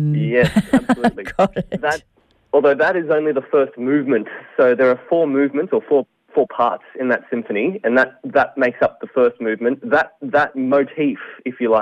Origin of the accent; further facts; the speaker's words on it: Sydney, New South Wales, Australia; moved away as an adult; now in Melbourne, Australia; I'm actually originally from Sydney, and then I moved down to Melbourne last year